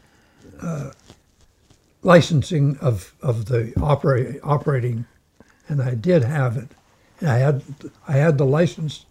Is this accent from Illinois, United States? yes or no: no; Houlton, Maine, United States; Holton is my town